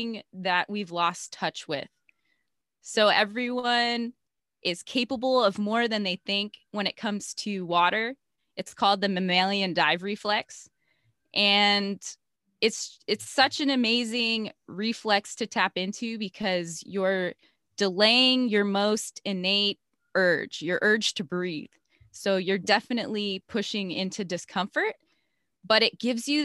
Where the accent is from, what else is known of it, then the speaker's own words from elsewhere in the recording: Chicago, Illinois, United States; now in Hawaii, United States; I grew up in Chicago in a suburb